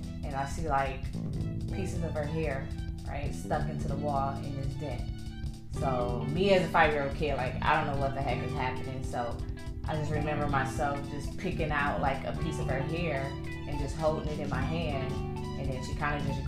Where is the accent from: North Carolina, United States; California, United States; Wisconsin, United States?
Wisconsin, United States; Milwaukee; moved away as an adult; also born or lived in Chicago, Illinois; now in Texas, United States; I was originally born in Chicago, raised in Milwaukee, Wisconsin.